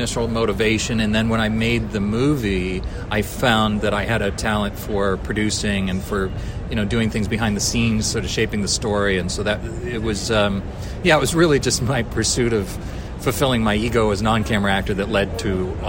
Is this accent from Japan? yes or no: yes; Japan; I grew up in Japan, so, you know, I really love very Japanese games, and so I think that's my favorite.